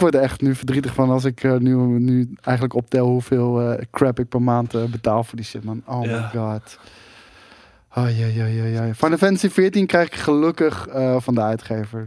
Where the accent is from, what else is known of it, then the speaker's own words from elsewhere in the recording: Arnhem, Gelderland, Netherlands; Ik ben een Arnhemmer